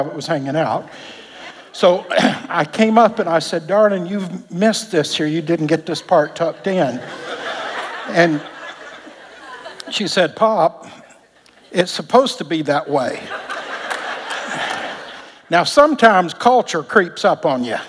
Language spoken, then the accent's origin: English; Alabama, United States; moved away; Back in Alabama, we grew up in Pentecost